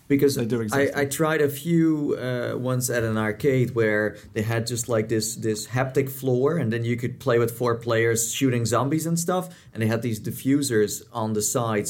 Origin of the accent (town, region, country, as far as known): Netherlands; moved away